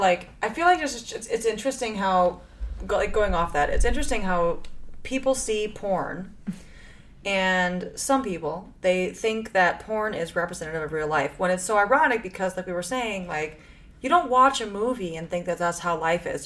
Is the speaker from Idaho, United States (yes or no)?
no; Chicago, Illinois, United States; I grew up in Chicago, which is like very liberal